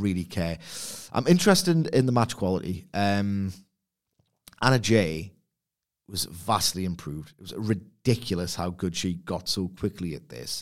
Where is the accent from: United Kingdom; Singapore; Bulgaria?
United Kingdom; Newcastle upon Tyne, North East England; I'm from Newcastle upon Tyne, England